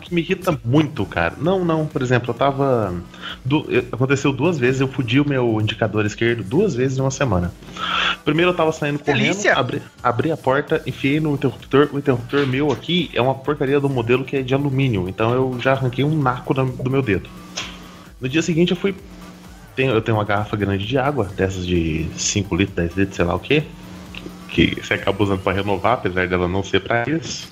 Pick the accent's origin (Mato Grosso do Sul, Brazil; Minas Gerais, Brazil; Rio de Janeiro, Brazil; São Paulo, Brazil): Minas Gerais, Brazil; southern; eu sou do sul de Minas